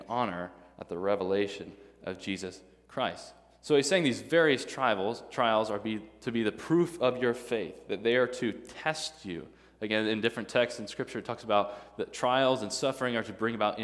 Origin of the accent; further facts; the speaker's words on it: Midwest, United States; now in Tennessee, United States; I'm a Midwesterner